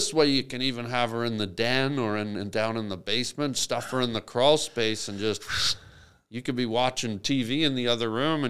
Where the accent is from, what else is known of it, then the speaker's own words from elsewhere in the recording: Canada; Yeah, I'm Canadian.